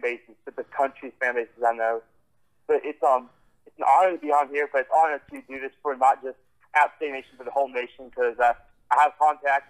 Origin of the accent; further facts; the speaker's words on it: North Carolina, United States; I'm from North Carolina